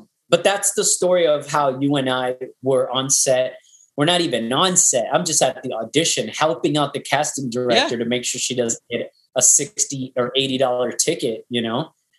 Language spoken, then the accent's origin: English; New York, United States; And I was like, no, I got here early. I'm from New York, you know, blah, blah, blah.